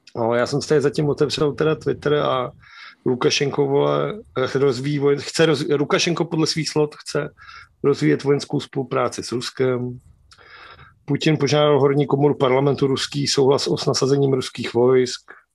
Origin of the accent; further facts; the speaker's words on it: Czechia; hrdí jako Češi